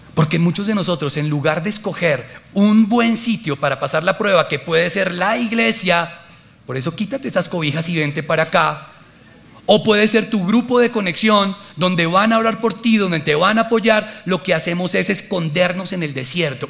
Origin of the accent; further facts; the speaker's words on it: Colombia; moved away; soy colombiano